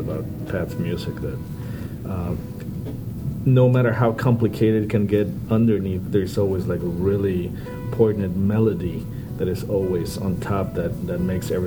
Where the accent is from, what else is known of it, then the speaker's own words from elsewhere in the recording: Mexico; moved away; when I was growing up in Mexico